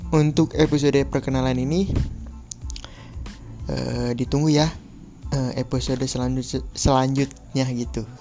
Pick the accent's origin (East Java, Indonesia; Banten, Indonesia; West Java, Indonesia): West Java, Indonesia; Bekasi; born there; gue juga lahir di Bekasi usia gue sekarang 20 tahun